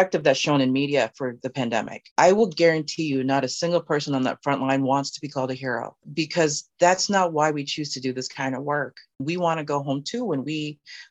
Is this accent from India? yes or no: no; Canada; moved away as an adult; now in United States; I had to wait, even as a Canadian citizen. But I was told at the border, I could come through because it's my right, because it's my home